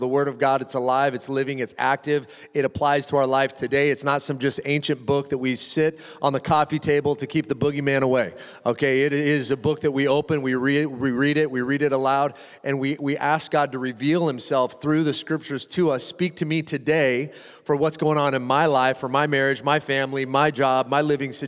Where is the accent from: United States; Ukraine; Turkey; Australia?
United States; Washington; moved away; also born or lived in Malibu, California; I grew up in Washington, and we'd go into Eastern Washington in the summertime